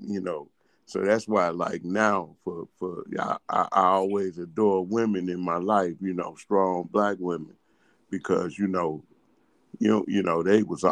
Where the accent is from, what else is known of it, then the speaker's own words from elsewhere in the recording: St. Louis, Missouri, United States; But we're from St. Louis. I was born in the projects.